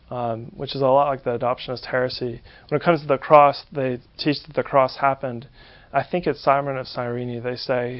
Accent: San Francisco, California, United States; I grew up in San Francisco, California

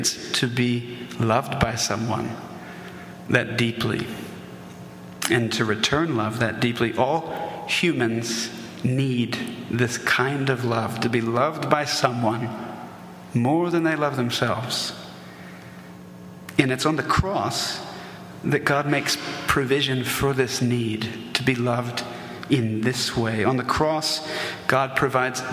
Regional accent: the South, United States; we're in the South, and I grew up in the South

